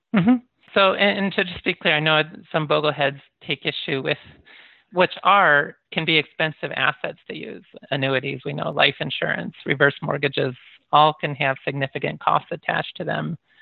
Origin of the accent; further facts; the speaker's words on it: United States; also born or lived in Michigan / Iowa / Japan; I grew up in Michigan and Iowa